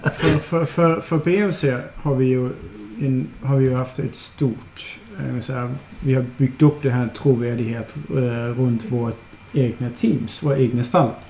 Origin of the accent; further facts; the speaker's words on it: Aarhus, Central Denmark Region, Denmark; Swedish is a second language; moved away as an adult; also born or lived in Copenhagen, Denmark; now in Malmö, Sweden; Jag kommer från eh, Åhus. Så jag kommer från Jylland